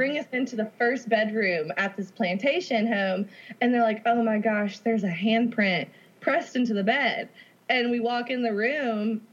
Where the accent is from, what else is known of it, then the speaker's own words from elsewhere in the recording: Memphis, Tennessee, United States; I'm from Memphis.